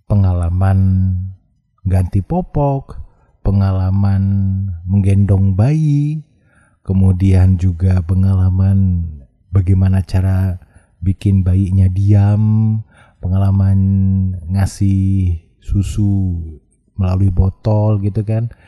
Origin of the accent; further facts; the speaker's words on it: Padang, West Sumatra, Indonesia; saya asalnya dari Padang, profesi saya penyiar